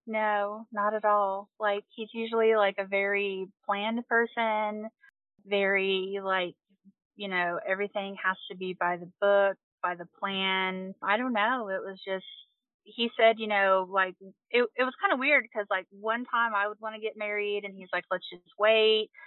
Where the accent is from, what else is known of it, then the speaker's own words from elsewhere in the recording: Quincy, Kentucky, United States; I am from Quincy, Kentucky. I Uh, grew, yep. grew up here